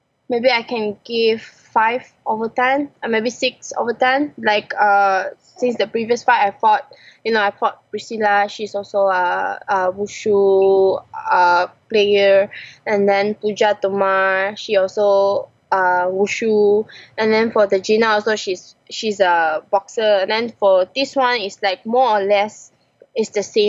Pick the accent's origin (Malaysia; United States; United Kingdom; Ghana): Malaysia; I'm Malaysian